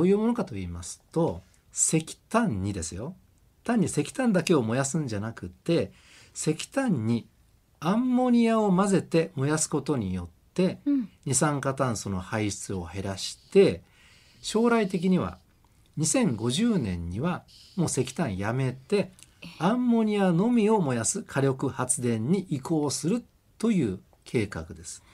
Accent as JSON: {"language": "Japanese", "area": "Kamakura or Fujisawa", "region": "Kanagawa", "country": "Japan", "tie": "born or raised there", "moved": "yes", "said": "神奈川県の鎌倉とか藤沢あたりで過ごした"}